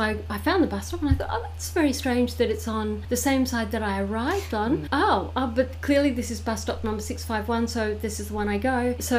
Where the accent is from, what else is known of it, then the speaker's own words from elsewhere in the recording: New South Wales, Australia; now in Caboolture, Australia; I came from New South Wales and the bus stop numbers are according to, so you have your postcode.